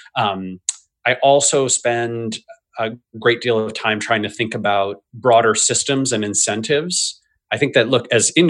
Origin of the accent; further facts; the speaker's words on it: United States; I'm an American